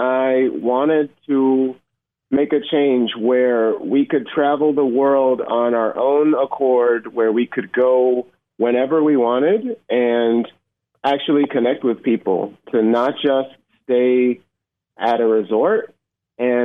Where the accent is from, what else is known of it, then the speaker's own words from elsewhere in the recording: Atlanta, Georgia, United States; moved away as an adult; also born or lived in Iowa City, Iowa; I grew up in the Atlanta area, but I lived up and down the coast.